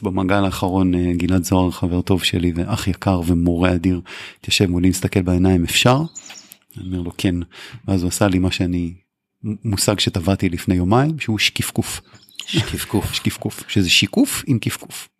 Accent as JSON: {"language": "Hebrew", "town": "Kfar Tavor", "region": "Northern District", "country": "Israel", "tie": "born or raised there", "also_born_or_lived": "Haifa", "said": "אני גדלתי בחיפה והגעתי בגיל שש לכפר תבור"}